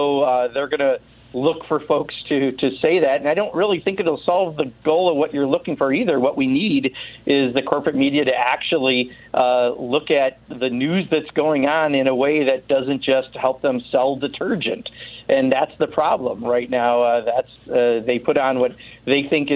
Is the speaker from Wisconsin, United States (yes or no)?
yes; Wisconsin, United States; calling from Wisconsin, thanks so much, my home state